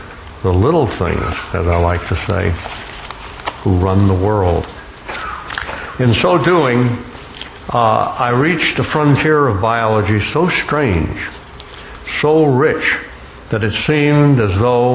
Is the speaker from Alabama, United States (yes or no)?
yes; Gulf Coast of Alabama, United States; also born or lived in Florida; growing up on the Gulf Coast of Alabama and the Florida Peninsula.